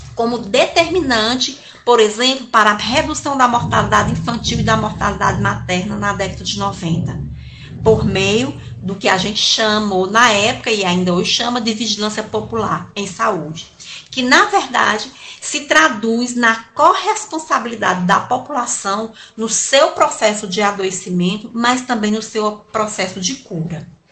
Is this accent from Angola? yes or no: no; Sertão dos Inhamuns, Ceará, Brazil; sou sertaneja do sertão do Inhamuns